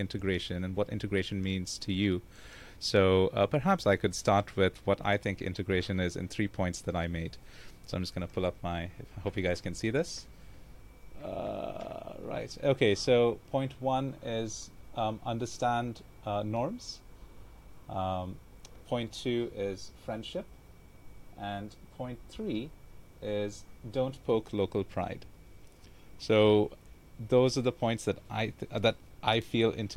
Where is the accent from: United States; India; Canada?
India; moved away as an adult; now in Singapore; I'm from India. I've been living here for 10 years